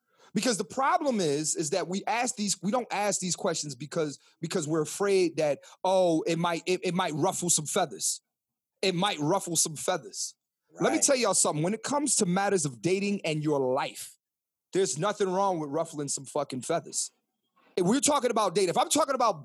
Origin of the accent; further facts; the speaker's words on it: Philadelphia, Pennsylvania, United States; I'm from Philadelphia, Pennsylvania